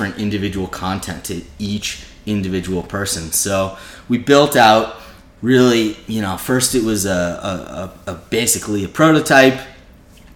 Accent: Boston, Massachusetts, United States; moved away as an adult; now in New York, United States; I'm from Boston originally

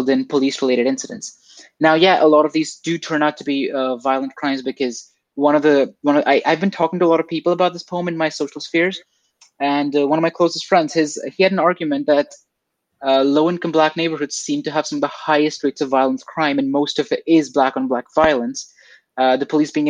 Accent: India; moved away; I'm not from Canada or North America. I'm from India

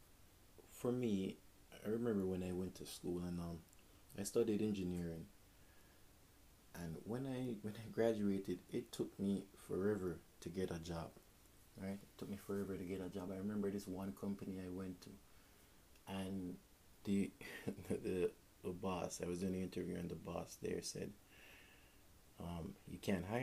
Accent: Jamaica; moved away; I'm Jamaican

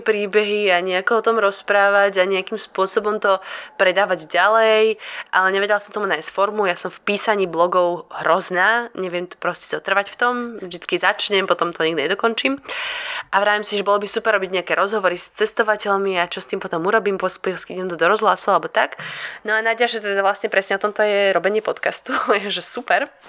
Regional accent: Slovakia; moved away as an adult; also born or lived in Port Douglas, Queensland, Australia; odkedy som odišla zo Slovenska

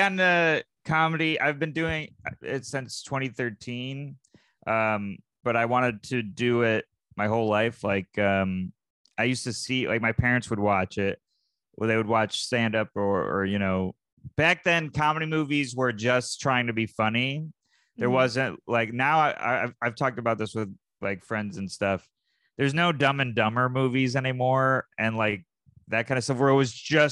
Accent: Syracuse, New York, United States; moved away; I'm from Syracuse, New York

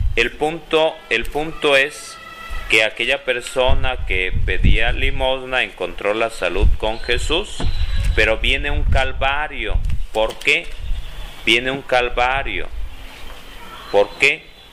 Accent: Tulpetlac, State of Mexico, Mexico; jugando a las escondidas allá de niño en Tulpetlá

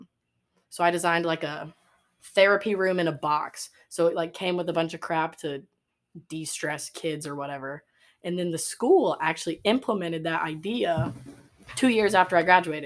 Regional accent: Westfield, Indiana, United States; I'm from Westfield, Indiana. Tiny little town

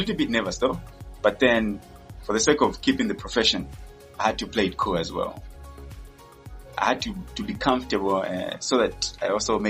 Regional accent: Lusaka, Lusaka Province, Zambia; English is a second language; also born or lived in Kitwe / Luapula; okay, I was born in Kitwe. I was in 1992 and stayed in Lusaka when I was a little bit young, and then also partly stayed in Wapula and came back to Lusaka in 2002.

